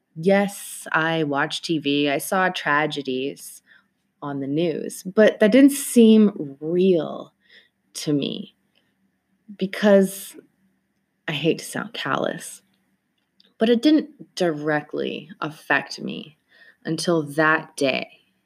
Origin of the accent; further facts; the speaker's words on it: Toronto, Ontario, Canada; I am from Toronto, Canada